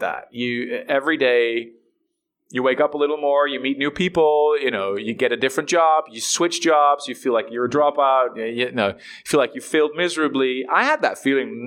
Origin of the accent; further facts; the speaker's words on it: Netherlands; I'm from Holland